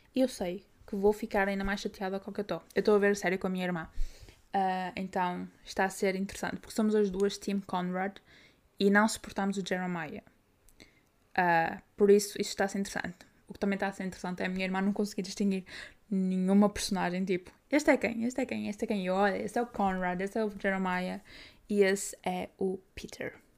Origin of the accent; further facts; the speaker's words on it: Braga, Norte, Portugal; Eu, como sou de Braga